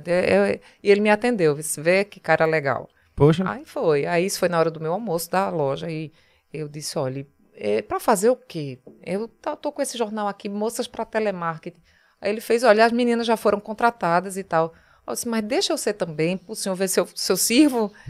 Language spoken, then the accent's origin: Portuguese; Paraíba, Brazil; accent: Paraíba; Aí eu vinha da Paraíba com um sotaque muito puxado